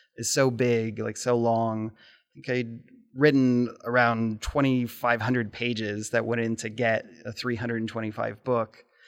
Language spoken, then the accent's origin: English; Lincoln, Nebraska, United States; now in Omaha, United States; grew up in Omaha, or excuse me, in Nebraska, but I've only lived in Omaha for like the last 15 years. And I think growing up in Lincoln